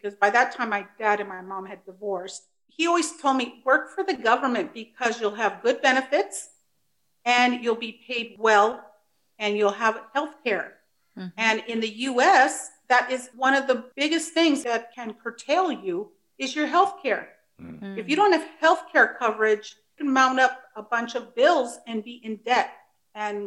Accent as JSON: {"language": "English", "country": "United States", "also_born_or_lived": "Mexico (ancestry)", "first_language": "Spanish", "second_language": "English", "said": "I'm a first generation American. My parents immigrated from Mexico. Spanish is my first language. I am English dominant now. I work in the San Francisco area."}